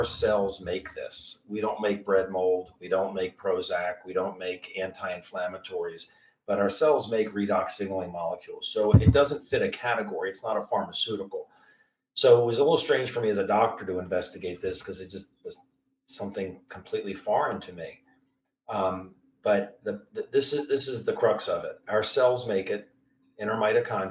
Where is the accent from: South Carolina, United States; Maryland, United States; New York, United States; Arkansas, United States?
Maryland, United States; Maryland area, United States; I'm from the Maryland area, DC area